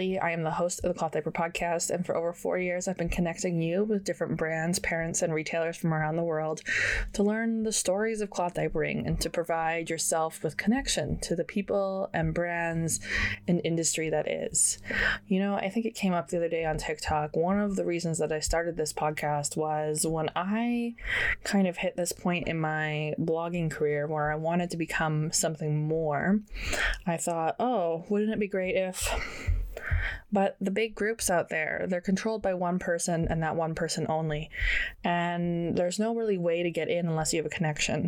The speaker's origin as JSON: {"language": "English", "country": "Canada", "said": "as a Canadian, we don't get a lot of summer"}